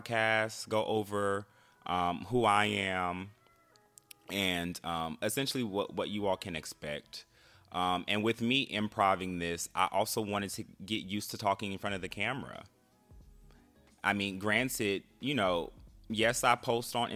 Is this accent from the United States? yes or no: yes; Bay Area, California, United States; moved away as an adult; also born or lived in Los Angeles; now in Washington, DC area, United States; I'm originally from California, the Bay Area to be exact